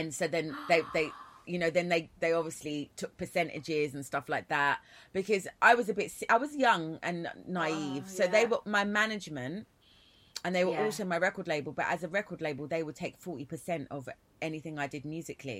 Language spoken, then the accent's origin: English; London, United Kingdom; I am from East London. I'm born in Hackney, grew up in East Ham, Forest Gate, Plaistow